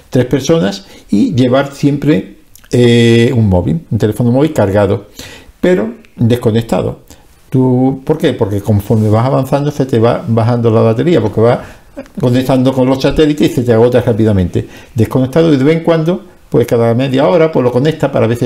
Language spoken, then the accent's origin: Spanish; Andalusia, Spain; yo voy a tirar para el sur, que es donde está mi pueblo, donde yo he salido